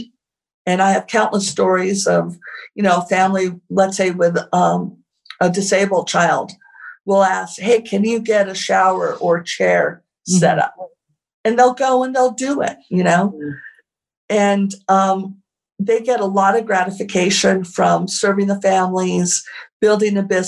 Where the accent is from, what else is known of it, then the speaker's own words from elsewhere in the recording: Santa Fe, New Mexico, United States; Santa Fe, which is really actually my hometown